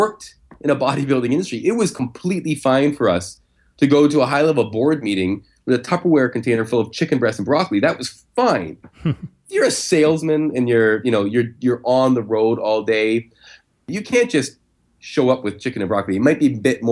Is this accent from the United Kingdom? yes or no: no; Canada; I'm Canadian